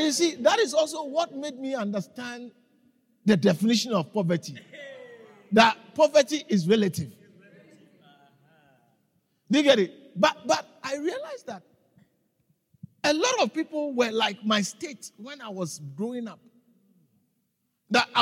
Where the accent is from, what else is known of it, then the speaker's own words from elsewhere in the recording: Ghana; moved away as an adult; now in South Africa; I was raised in Ghana. And I lived there for a long time until 1997